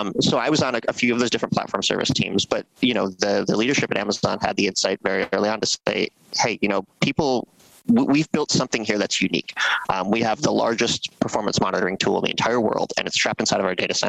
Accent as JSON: {"language": "English", "region": "American Midwest", "country": "United States", "tie": "born or raised there", "also_born_or_lived": "Seattle", "moved": "as an adult", "said": "I was growing up in the American Midwest, kind of a sleepy suburb, a great place to grow up"}